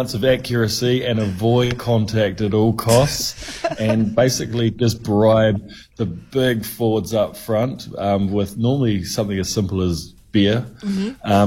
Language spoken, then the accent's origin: English; New Zealand; Growing up in New Zealand, all our high school hakas